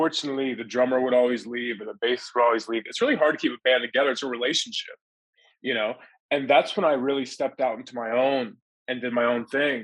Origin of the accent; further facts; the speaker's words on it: Pennsylvania, United States; now in Texas, United States; originally, I'm from Pennsylvania. Then I moved to Texas